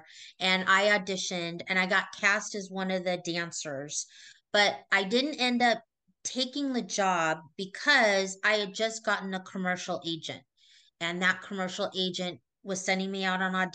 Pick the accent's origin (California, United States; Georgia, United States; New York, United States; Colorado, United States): California, United States; Los Angeles; I grew up in Woodland Hills